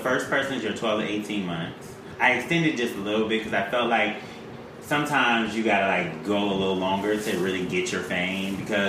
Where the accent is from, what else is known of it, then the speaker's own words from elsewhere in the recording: Milwaukee, Wisconsin, United States; moved away; also born or lived in Brooklyn, New York; I'm from Milwaukee, Wisconsin.